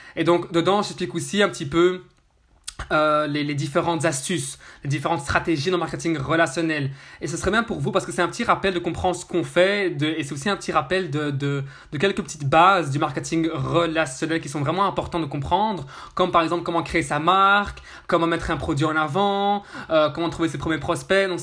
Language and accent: French; Brussels, Brussels-Capital Region, Belgium; Je suis de Bruxelles, Belgique